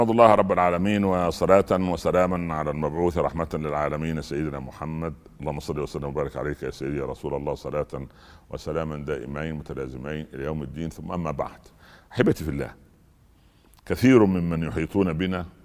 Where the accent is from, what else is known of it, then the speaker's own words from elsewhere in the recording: Egypt; امه ولدته ابن سبعه عندنا في مصر ابن سبعه يعني عصبي